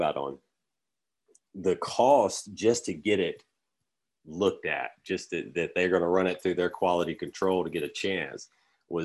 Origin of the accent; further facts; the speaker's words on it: Alabama, United States; also born or lived in Los Angeles; where I'm from Alabama